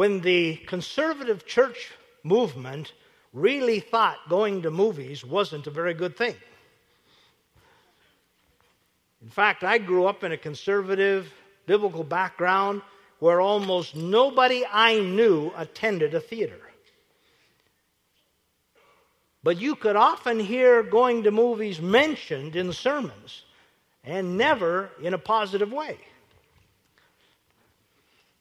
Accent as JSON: {"language": "English", "town": "Williston", "region": "North Dakota", "country": "United States", "tie": "born or raised there", "said": "I grew up in Williston, North Dakota, so my idea of a great time was to get 50 cents and go into Williston, 18 miles away"}